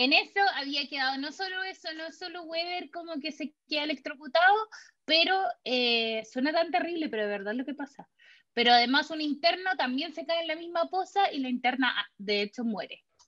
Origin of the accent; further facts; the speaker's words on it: Chile; moved away as an adult; now in California, United States; yo dejé todo atrás en mi país